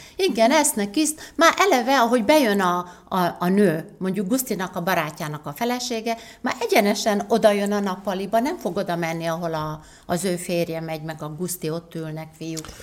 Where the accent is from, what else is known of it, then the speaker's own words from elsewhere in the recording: Nagyecsed, Szabolcs-Szatmár-Bereg, Hungary; moved away as an adult; now in Budapest, Hungary; Nagyecsedről Budapestre költöztünk